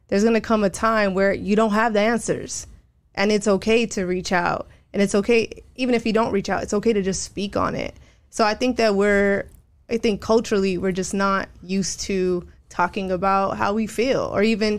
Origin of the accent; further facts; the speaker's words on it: Rowland Heights, California, United States; moved away as an adult; also born or lived in Hawaii / East Los Angeles; now in San Diego, United States; I grew up in Roland Heights